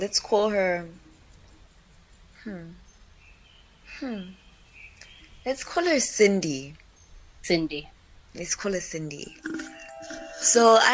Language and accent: English; Mpumalanga, South Africa; moved away; also born or lived in Durban; we're both from Mpumalanga